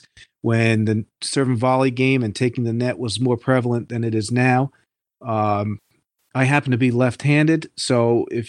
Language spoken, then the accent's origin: English; Hudson Valley, New York, United States; I'm from the Hudson Valley, New York region